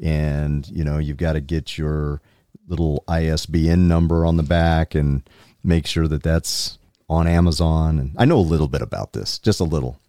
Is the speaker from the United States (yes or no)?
yes; South Carolina, United States; now in Utah, United States; the people I grew up with in South Carolina